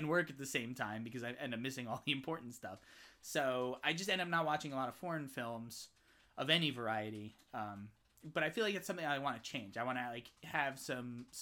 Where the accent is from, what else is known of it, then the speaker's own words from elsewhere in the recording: United States; we're from America